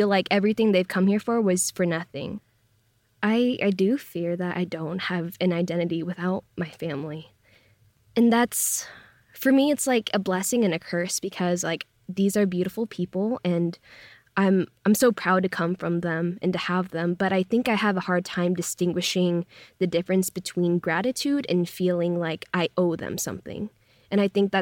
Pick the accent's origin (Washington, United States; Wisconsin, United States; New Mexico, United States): Washington, United States; Lynnwood; moved away as an adult; also born or lived in Brooklyn, New York; now in Los Angeles, United States; I come from Linwood, Washington, which is in the same county of the first reported COVID case in the U.S.